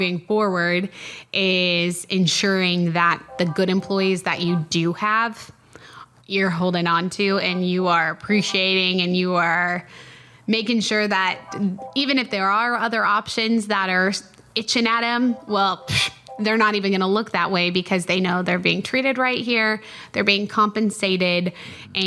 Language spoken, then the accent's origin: English; outside of Denver, Colorado, United States; now in Midland, United States; I'm a transplant. I grew up outside of Denver.